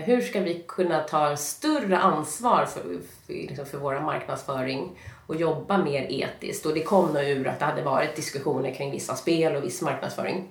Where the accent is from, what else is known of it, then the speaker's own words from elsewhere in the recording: Stockholm, Stockholm County, Sweden; jag kommer från Stockholm och jag mm. har egentligen eh, alltid bott i Stockholm.